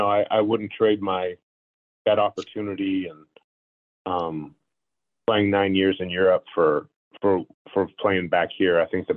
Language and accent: English; Anchorage, Alaska, United States; also born or lived in Palo Alto; Yeah, my dad got his PhD from Stanford Hospital, and so that's why I was born in Palo Alto. And within the first 6 months of me being on this earth, we moved up to Anchorage, Alaska.